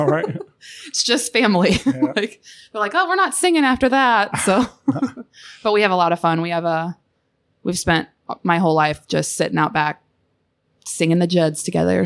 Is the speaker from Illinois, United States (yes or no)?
yes; Southern Illinois, United States; I'm from Southern Illinois